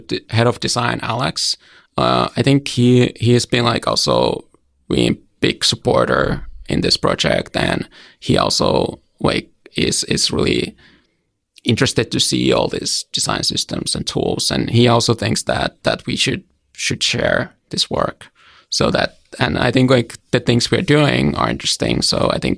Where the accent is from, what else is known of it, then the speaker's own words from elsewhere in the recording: Hämeenlinna, Kanta-Häme, Finland; moved away; I grew up in a smaller town called Hämeenlinna. It's about 1 hour away from Helsinki